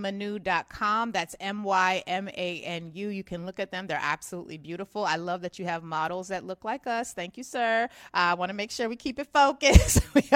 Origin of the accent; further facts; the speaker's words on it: United States; as an American